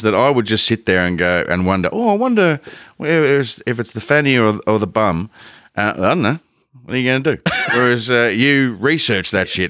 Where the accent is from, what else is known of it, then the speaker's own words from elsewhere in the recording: Ballarat, Victoria, Australia; I grew up just outside of Ballarat for most of my young life, mm-hmm. probably from like when I was prep age through to, I want to say 18-ish.